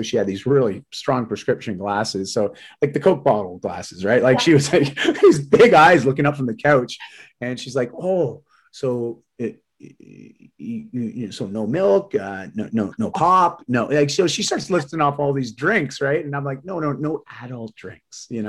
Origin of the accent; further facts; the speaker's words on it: Ontario, Canada; moved away as an adult; also born or lived in Vancouver; I moved from Ontario to Vancouver at 18